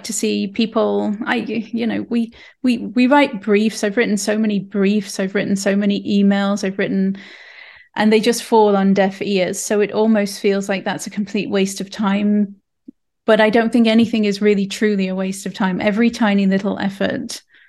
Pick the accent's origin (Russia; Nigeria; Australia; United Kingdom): United Kingdom; England; now in Canada; I'm from England